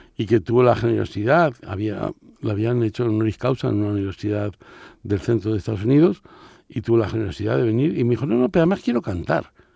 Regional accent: Alcalá de Henares, Community of Madrid, Spain; moved away as an adult; now in Tangier, Morocco; yo crecí en Alcalá de Henares

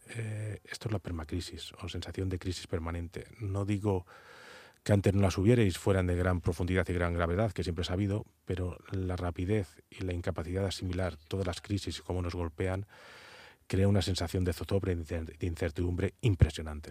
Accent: Spain; como buen castellano que soy

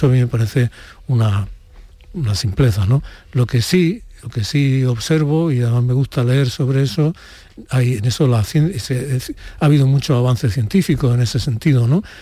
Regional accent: Úbeda, Andalusia, Spain; born or raised there

